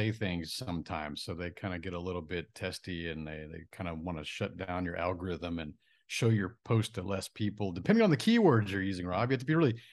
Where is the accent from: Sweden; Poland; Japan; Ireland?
Japan; born there; So I was born in Japan on a military base.